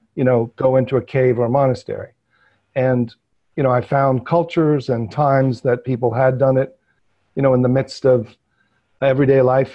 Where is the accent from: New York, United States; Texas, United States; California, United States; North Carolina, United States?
New York, United States; New York metropolitan area, United States; I grew up, you know, in New York metropolitan area